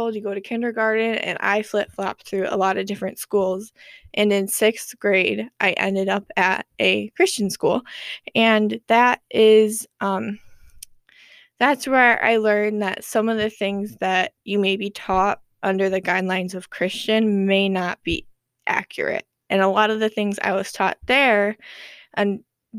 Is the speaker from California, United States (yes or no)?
no; New York, United States; also born or lived in Florida; moved up to New York, and I have lived there ever since